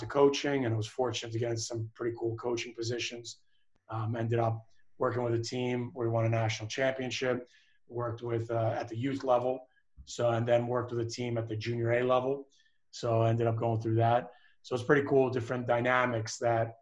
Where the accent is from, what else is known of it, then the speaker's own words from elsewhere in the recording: Philadelphia, Pennsylvania, United States; grew up in Philadelphia, so it was kind of interesting growing up there